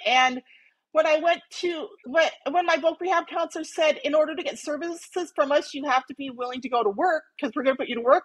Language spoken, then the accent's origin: English; Minnesota, United States; moved away as an adult; also born or lived in Montana / Missoula, Montana; now in Phoenix, United States; I was originally from Minnesota